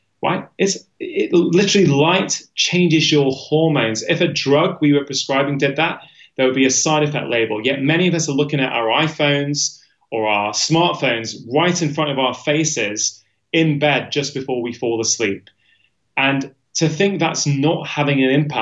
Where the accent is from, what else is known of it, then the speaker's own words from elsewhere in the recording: United Kingdom; my perception as a Brit